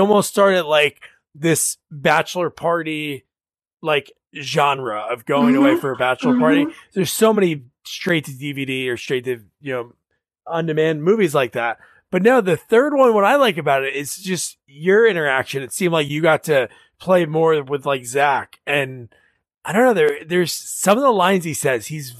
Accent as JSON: {"language": "English", "region": "New Jersey", "country": "United States", "tie": "born or raised there", "said": "growing up in New Jersey"}